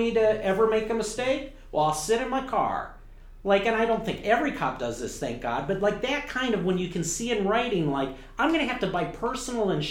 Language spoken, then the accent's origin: English; Detroit, Michigan, United States; I grew up in Michigan